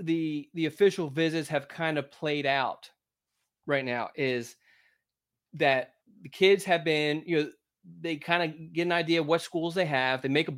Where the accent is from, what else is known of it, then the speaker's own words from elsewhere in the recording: Philadelphia, Pennsylvania, United States; When I was in when I lived in Philadelphia, I grew up in Philadelphia, but we moved to the suburbs when I was in my freshman year.